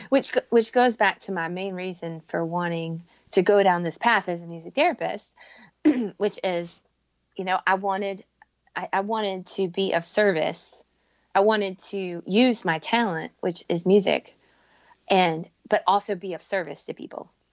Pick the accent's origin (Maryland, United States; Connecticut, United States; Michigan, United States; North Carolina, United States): North Carolina, United States; moved away; I grew up in North Carolina